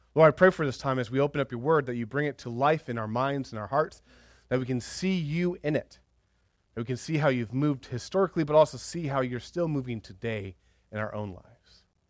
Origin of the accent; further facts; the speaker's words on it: United States; we're so American